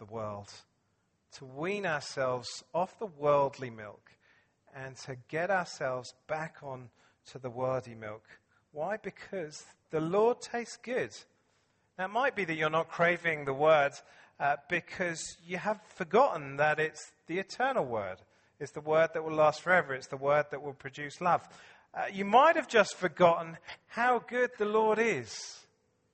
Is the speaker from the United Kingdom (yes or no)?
yes; England, United Kingdom; I'm English